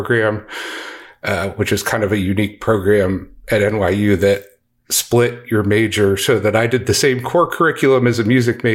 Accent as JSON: {"language": "English", "area": "DC suburbs", "region": "Maryland", "country": "United States", "tie": "born or raised there", "also_born_or_lived": "Texas", "moved": "as an adult", "lives_now": "Dallas-Fort Worth, United States", "said": "I grew up in Maryland in the DC suburbs"}